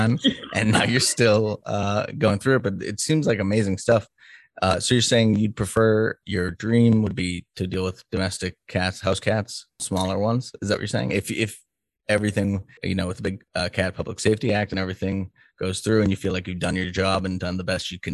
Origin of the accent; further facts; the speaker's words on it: Salem, Massachusetts, United States; moved away as an adult; also born or lived in Colorado; now in Kansas City, United States; I grew up in Salem, Massachusetts, the witch city. And then I stayed there till I was about 27, then lived in Colorado. And right now I'm in Kansas City.